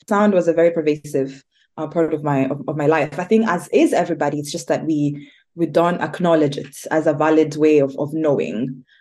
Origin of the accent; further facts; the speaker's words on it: Rwanda; moved away; I am originally born and raised in Rwanda, but I I live in different spaces.